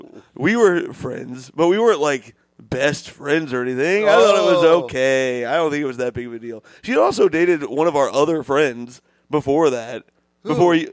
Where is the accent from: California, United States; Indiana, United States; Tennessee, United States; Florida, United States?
Indiana, United States; Bloomington; my hometown is my favorite small town, Bloomington, Indiana.